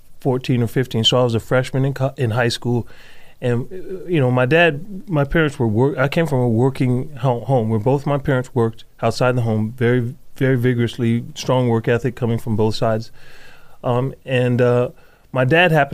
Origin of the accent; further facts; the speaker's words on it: New Jersey, United States; moved away as an adult; also born or lived in Idaho; now in Nampa, United States; born and raised in New Jersey until the ripe age of 18